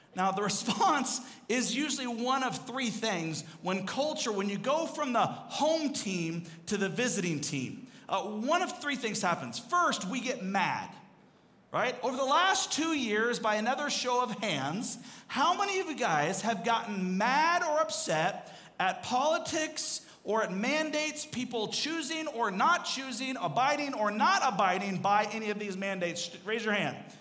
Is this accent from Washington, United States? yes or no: yes; Seattle, Washington, United States; also born or lived in Arizona; I grew up up in Seattle